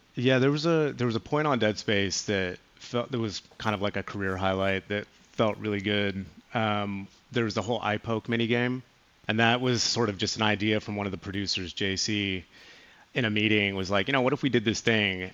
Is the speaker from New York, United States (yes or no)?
no; California, United States; also born or lived in Chicago; Being from California